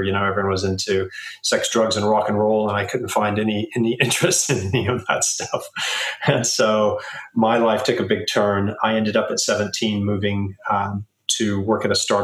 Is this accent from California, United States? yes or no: yes; Southern California, United States; now in London, United Kingdom; I was born in Southern California